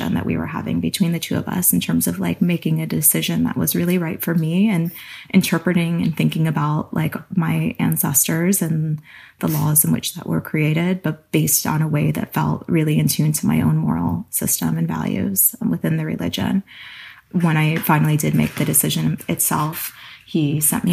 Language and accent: English; East Coast, United States; now in California, United States; I grew up on the East Coast